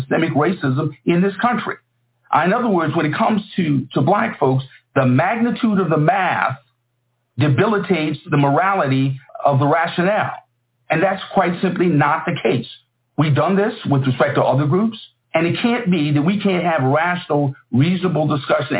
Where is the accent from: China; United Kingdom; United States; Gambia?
United States; South Carolina; We're both from South Carolina